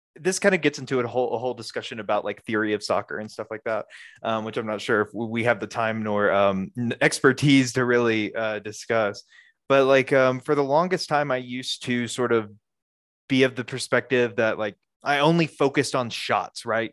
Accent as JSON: {"language": "English", "region": "Alabama", "country": "United States", "tie": "born or raised there", "moved": "as an adult", "lives_now": "Colorado, United States", "said": "I grew up in Alabama"}